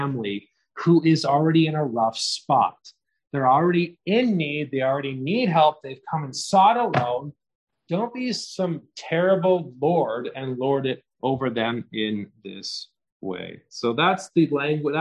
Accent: Canada; as a Canadian

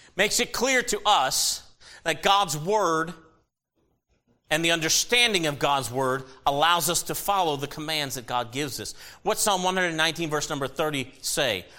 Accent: United States; As an American citizen and as a Christian

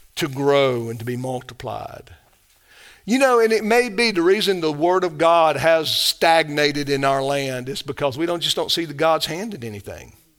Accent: the South, United States; I love the South. I'm a Southerner

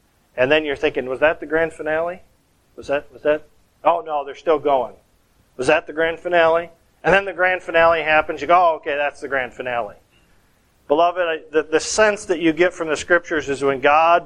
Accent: Michigan, United States; moved away; Growing up in Michigan

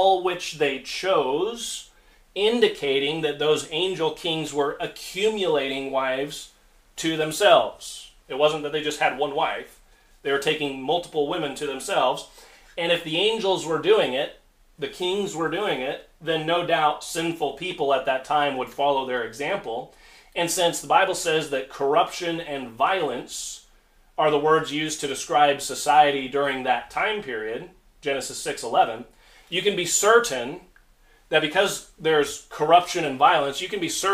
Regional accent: United States; As Americans, we live in a very, very exceptional society

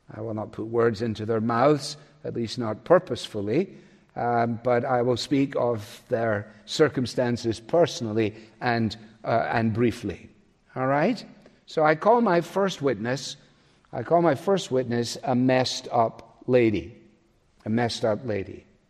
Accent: Scot, Scotland, United Kingdom; as a Scot

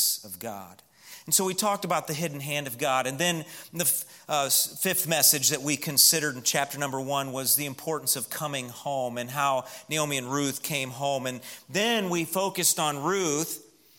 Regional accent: Midwest, United States; I'm from the Midwest

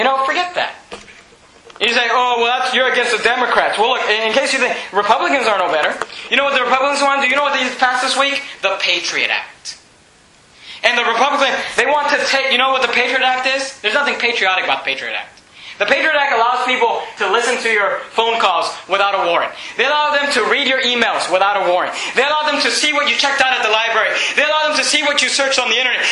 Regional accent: United States; I do not want to give up my birthright as an American

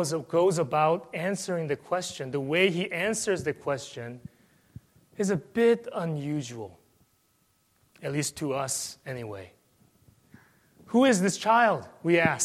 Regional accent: South Korea; moved away; I came from South Korea

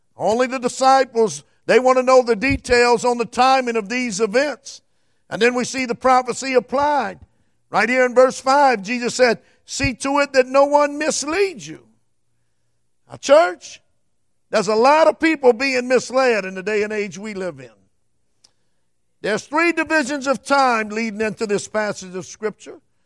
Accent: United States; I'm an American citizen

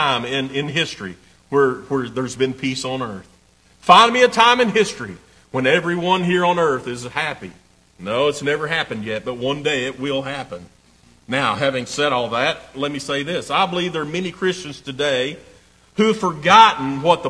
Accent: East Tennessee, United States; I'm proud to be from East Tennessee

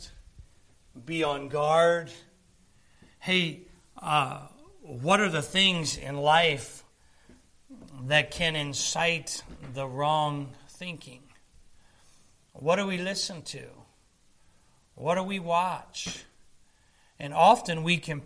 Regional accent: Philadelphia, Pennsylvania, United States; I'm from Pennsylvania, I'm from Philly

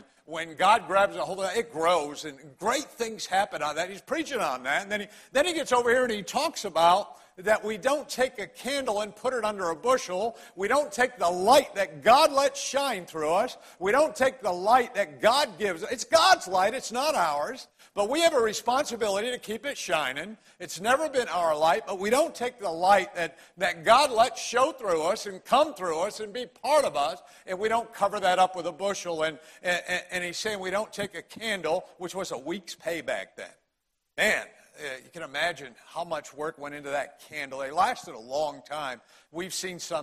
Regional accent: Connecticut, United States; accent: Connecticut; moved away as an adult; now in Greenville County, United States; I was born and raised in Connecticut, as was my wife, Debbie.

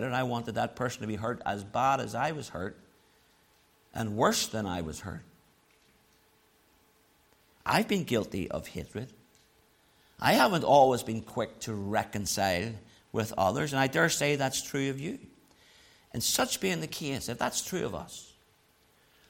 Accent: Belfast, Northern Ireland, United Kingdom; moved away; also born or lived in Dublin; I grew up in Loyalist North Belfast.

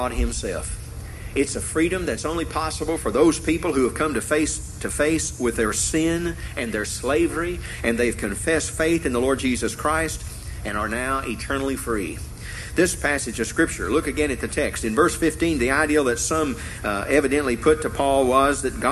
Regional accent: Tennessee, United States; growing up in Tennessee

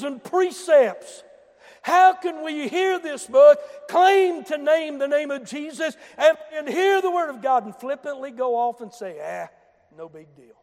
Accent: Boone County, West Virginia, United States; I come from Boone County. I remember where the hard road stopped a few hundred feet before Wharton Junior High School.

